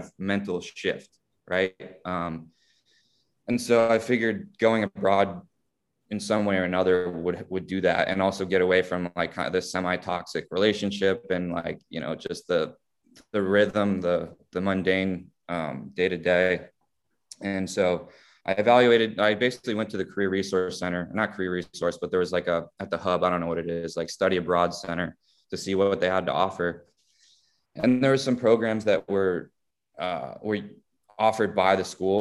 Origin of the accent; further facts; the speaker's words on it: South Florida, United States; growing up in South Florida did, took Spanish for many years in school